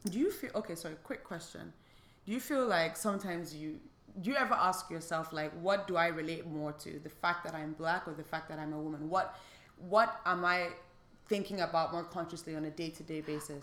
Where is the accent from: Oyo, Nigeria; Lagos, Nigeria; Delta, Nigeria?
Lagos, Nigeria; moved away; we grew up in Lagos and like everybody around us was black